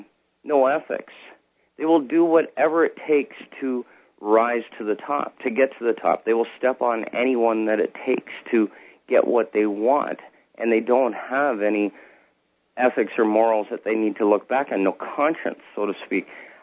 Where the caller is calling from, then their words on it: Canada; I'm calling from Canada.